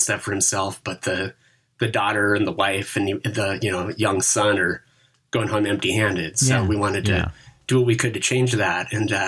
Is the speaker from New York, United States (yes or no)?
no; Seattle, Washington, United States; now in Olympia, United States; In Seattle. And then I moved to Olympia for college.